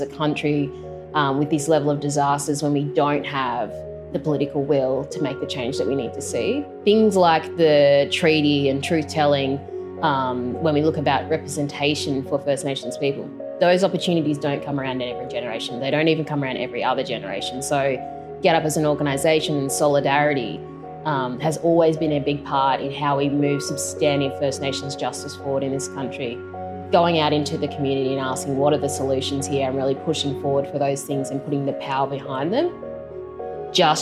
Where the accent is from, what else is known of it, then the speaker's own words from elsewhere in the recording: Lismore, New South Wales, Australia; I grew up in Lismore in northern New South Wales